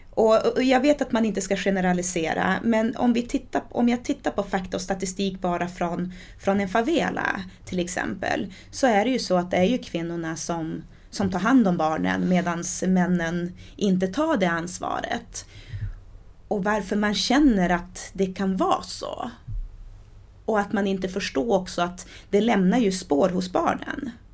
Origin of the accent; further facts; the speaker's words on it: Sweden; also born or lived in Diamantina, Brazil; I och med att jag är svensk, har bott i Sverige i, ja men vad är det, 30 år? Eh, nej, nu ska jag inte det, 29, 28, 29 år. och har bott i Brasilien i åtta år